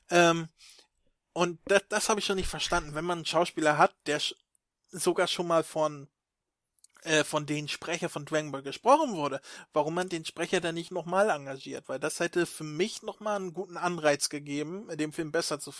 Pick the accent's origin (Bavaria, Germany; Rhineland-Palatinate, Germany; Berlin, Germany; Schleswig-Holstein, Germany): Schleswig-Holstein, Germany; Stockelsdorf; Ja, ich bin in Stockelsdorf aufgewachsen.